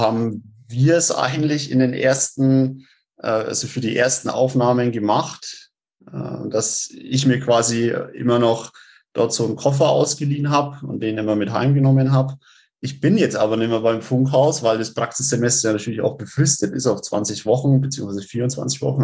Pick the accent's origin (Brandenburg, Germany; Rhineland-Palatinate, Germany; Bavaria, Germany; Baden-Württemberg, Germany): Bavaria, Germany; Rednitzhembach; Ich äh, komme aus Rednitz-Hembach. Das ist äh, also im Landkreis Roth